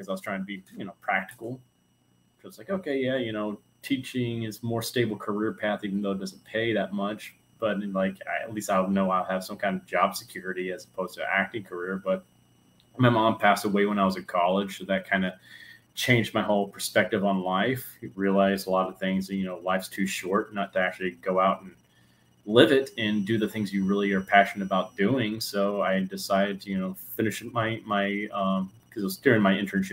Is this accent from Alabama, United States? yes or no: yes; Huntsville, Alabama, United States; I'm from Huntsville, Alabama, born and raised.